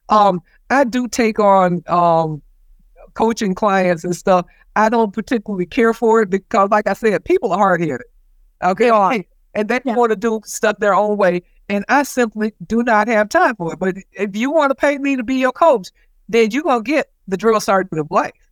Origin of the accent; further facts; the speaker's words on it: the South, United States; growing up in the South in the 60s, colored people, black people did not have favor